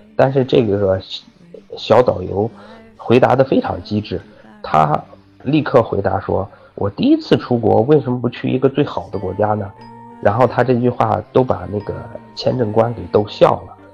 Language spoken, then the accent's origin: Chinese; China; 因为咱们都是中国人嘛